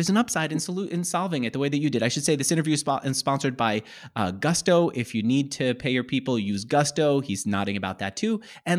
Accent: California, United States; I come from California where you could buy whiskey, good whiskey at Trader Joe's at a great price.

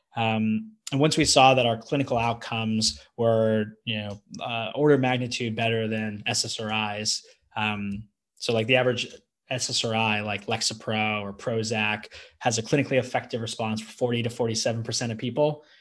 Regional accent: California, United States; moved away as an adult; also born or lived in Manhattan, New York; now in Austin, United States; I'm from I'm from California and I live in Texas

